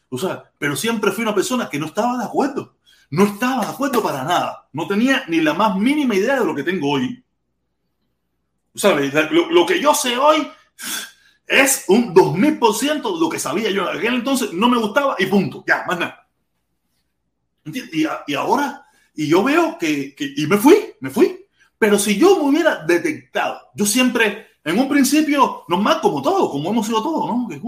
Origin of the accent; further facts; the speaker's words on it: Cuba; moved away; yo me fui de Cuba con mucho desconocimiento de mi sociedad.